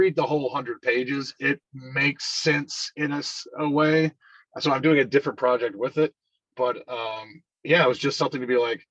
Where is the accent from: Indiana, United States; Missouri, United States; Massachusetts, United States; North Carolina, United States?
North Carolina, United States; High Point; also born or lived in Greensboro, North Carolina / Winston-Salem, North Carolina; I was born in Greensboro Hospital, raised in High Point